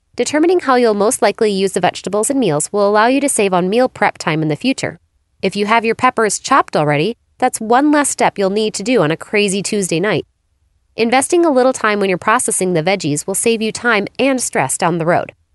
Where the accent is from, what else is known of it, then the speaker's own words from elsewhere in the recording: Phoenix, Arizona, United States; my hometown of Phoenix, Arizona